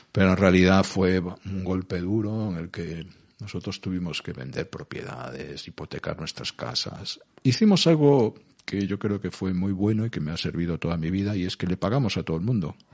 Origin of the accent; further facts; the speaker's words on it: Galicia, Spain; also born or lived in Cangas; yo soy gallego